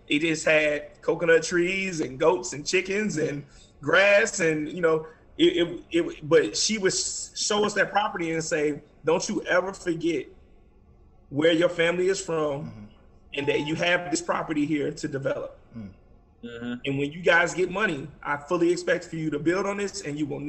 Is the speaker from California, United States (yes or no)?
no; Chicago, Illinois, United States; our mother, though we were born and raised in Chicago, our mother would take us to the Bahamas every year.